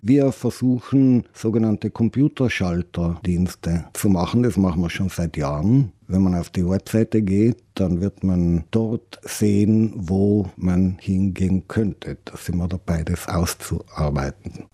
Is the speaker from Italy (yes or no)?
yes; South Tyrol, Trentino-Alto Adige, Italy; Bei uns in Südtirol